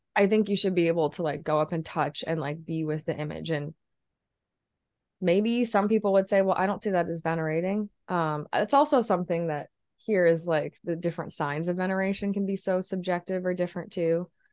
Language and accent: English; Midwest small town, United States; moved away as an adult; now in Chicago, United States; Catholic church in a Midwest small town